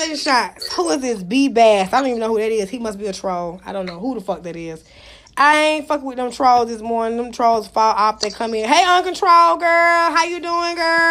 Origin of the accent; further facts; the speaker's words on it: Atlanta, Georgia, United States; I'm from Atlanta.